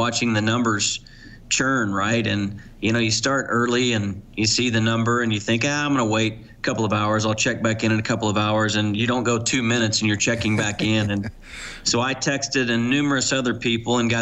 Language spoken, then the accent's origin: English; United States; now in Canada; I am American